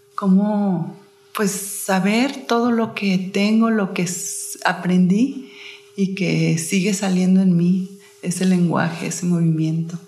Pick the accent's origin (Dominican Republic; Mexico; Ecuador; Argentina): Mexico; como mexicanas y mujeres que somos